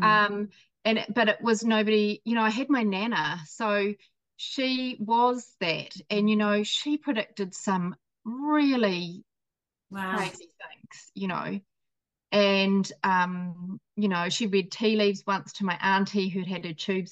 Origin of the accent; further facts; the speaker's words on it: New Zealand; also born or lived in Scotland; I was born in Scotland as well. I know I don't sound it, but I came here as a baby to New Zealand.